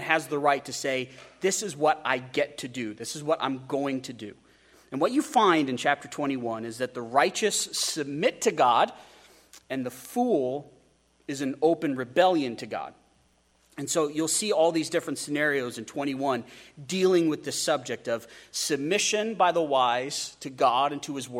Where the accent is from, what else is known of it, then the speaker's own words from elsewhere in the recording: United States; We as Americans